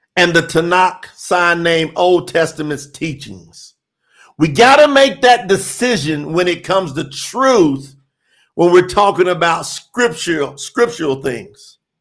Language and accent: English; Kentucky, United States; Kentucky's on the list. You know, that's my home state